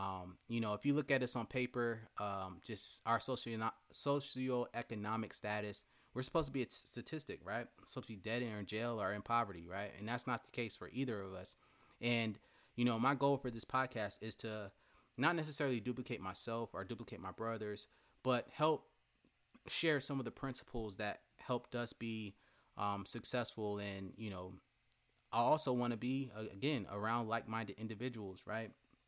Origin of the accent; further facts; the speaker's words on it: Marietta, Georgia, United States; Went to Hillgrove High School in West Cobb, Powder Springs, Georgia, to be exact. I grew up in Marietta for the most part.